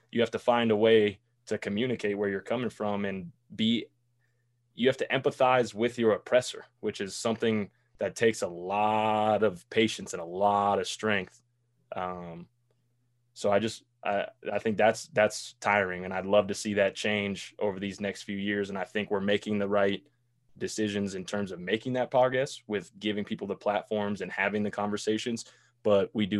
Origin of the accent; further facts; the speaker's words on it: Boulder, Colorado, United States; moved away as an adult; also born or lived in Nebraska; I'm from Boulder, right? So I was raised with nothing but white people, white kids.